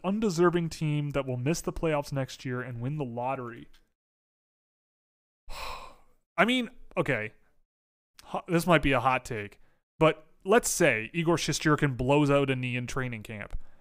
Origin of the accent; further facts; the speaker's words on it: Toronto, Ontario, Canada; I'm from Toronto, born and raised